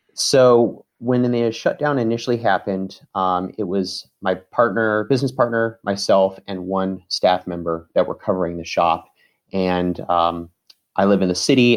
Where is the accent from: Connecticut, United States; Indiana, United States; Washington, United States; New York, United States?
Washington, United States; Seattle; moved away as an adult; now in Detroit, United States; I'm from Seattle